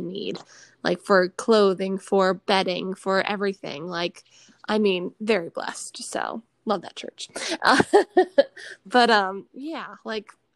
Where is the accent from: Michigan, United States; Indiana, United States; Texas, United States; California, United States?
Michigan, United States; Detroit; I grew up in Michigan in the Detroit area